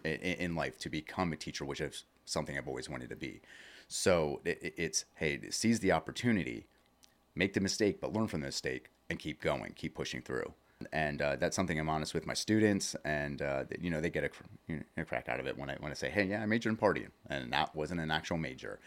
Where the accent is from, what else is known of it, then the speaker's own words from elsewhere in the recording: Lebanon, Pennsylvania, United States; I actually grew up, uh, in the Lebanon area. I went to South Lebanon Elementary